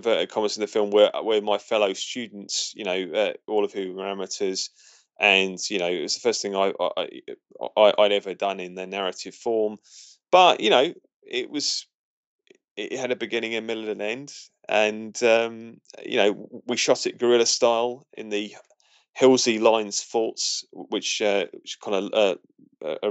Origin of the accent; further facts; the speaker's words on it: Portsmouth, South East England, United Kingdom; Portsmouth, which is my hometown